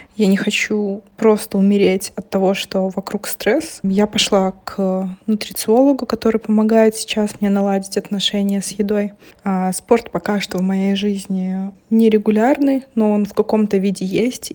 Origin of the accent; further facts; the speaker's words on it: Minsk, Belarus; moved away as an adult; now in Lithuania; Я сама из Минска